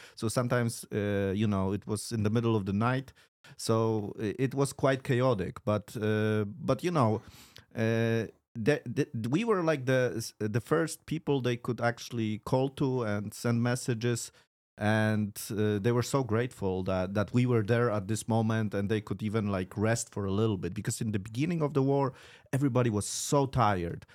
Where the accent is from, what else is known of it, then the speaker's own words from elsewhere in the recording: Poland; English is a second language; also born or lived in Warsaw; pochodzę z, e, z Polski, mieszkam w Warszawie